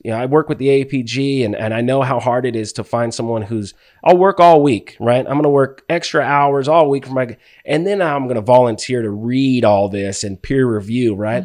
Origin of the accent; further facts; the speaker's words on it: Palmdale, California, United States; moved away; also born or lived in Ventura, California; born in Ventura, grew up in Palmdale